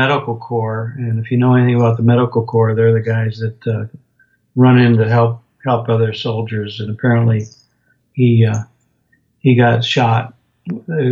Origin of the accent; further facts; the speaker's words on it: Binghamton, New York, United States; I grew up in upstate New York, in a little town called Binghamton